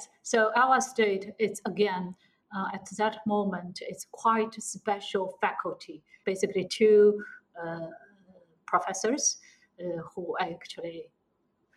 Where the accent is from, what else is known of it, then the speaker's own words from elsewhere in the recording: Shanghai, China; moved away as an adult; also born or lived in United States; I'm from Shanghai